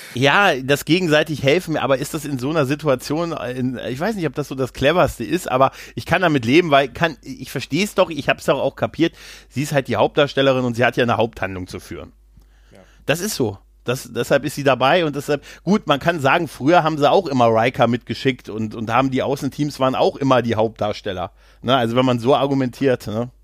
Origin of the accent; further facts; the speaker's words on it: Lower Saxony, Germany; ich als, ähm, als Niedersachse